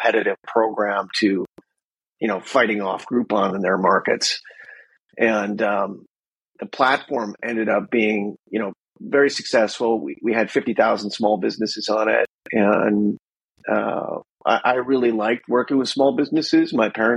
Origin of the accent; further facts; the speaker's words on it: Wisconsin, United States; moved away as an adult; now in San Diego, United States; I grew up in Wisconsin, so, you know, 3,000 miles away from San Diego here.